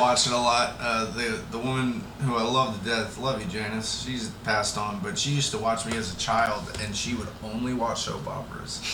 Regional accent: Florida, United States; growing up in Florida together

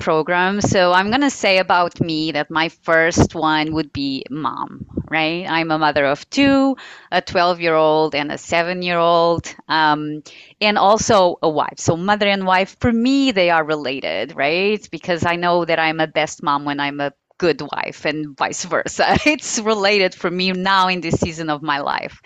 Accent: Portugal; moved away as an adult; also born or lived in Guinea-Bissau / United States; So Portugal, which is my home country, I'm very much, you know, white. So I have been raised in a somewhat conservative family

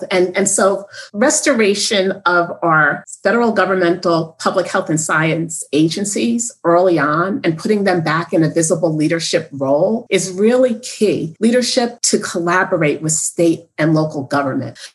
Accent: Northeast, United States; I'm from the Northeast.

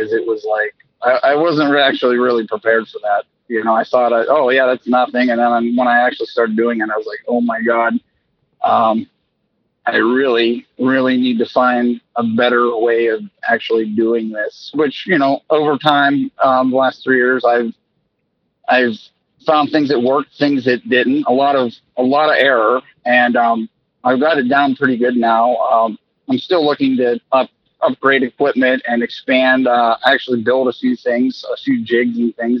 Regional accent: New Castle, Pennsylvania, United States; also born or lived in Edinboro, Pennsylvania; I'm in Western Pennsylvania. I'm from Newcastle, so I'm not, I'm like 45 minutes south of Pittsburgh

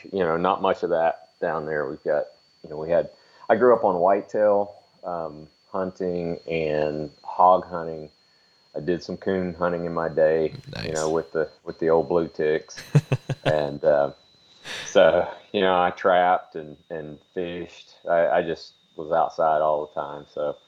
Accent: Lake Wales, Florida, United States; also born or lived in Alabama / Nampa, Idaho; now in Middleton, Idaho, United States; I'm originally from Lake Wales, Florida, and by way of Alabama. I moved out here in 2000 to Middleton, Idaho. Well, actually to the Boise area. I was in Nampa for a little while.

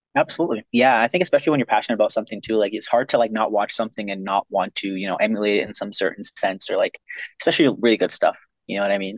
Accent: Ontario, Canada; now in Pacific Northwest / Western Canada; I'm originally from Ontario. That's where I was. That's where I was born

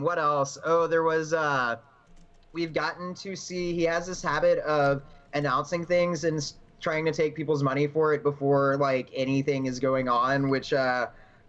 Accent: Alvin, Texas, United States; I am originally from Alvin

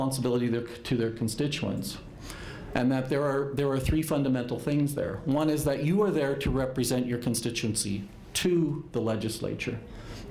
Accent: Alberta, Canada; I've obviously born and raised in Alberta

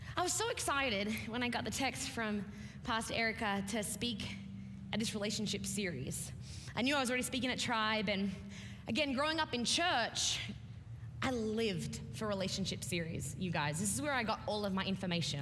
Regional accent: Australia; I'm an Australian preacher

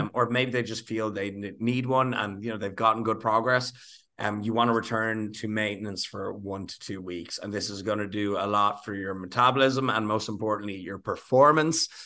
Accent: Ireland; being Irish

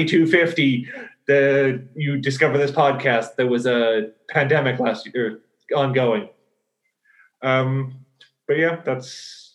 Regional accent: Ireland; now in Amsterdam, Netherlands; I'm from Ireland originally. I'm doing my PhD here in Amsterdam with Paul.

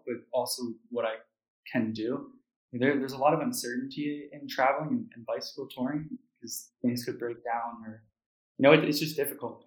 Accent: United States; being American

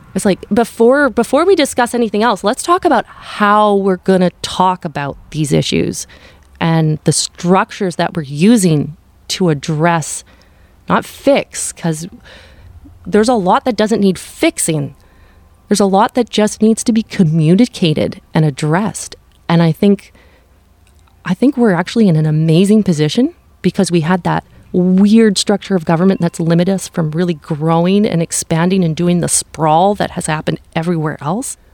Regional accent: Powell River, British Columbia, Canada; also born or lived in White Rock, British Columbia; I grew up in Westview, and I'm just outside of the municipality right now

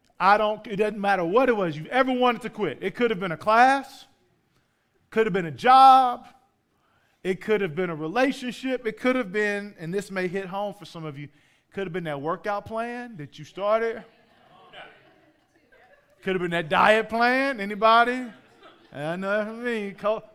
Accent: St. Louis, Missouri, United States; moved away as an adult; also born or lived in Oklahoma; I grew up in St. Louis until I was 18

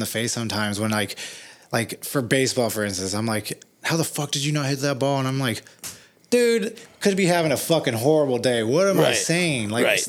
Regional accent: Hollywood, California, United States; I didn't know growing up in Hollywood with him that he was like

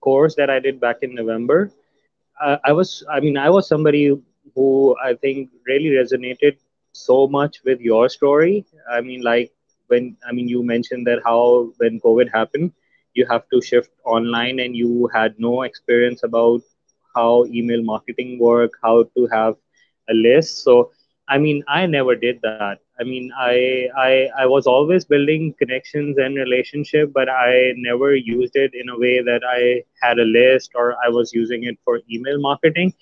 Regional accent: Pakistan; I'm from Pakistan

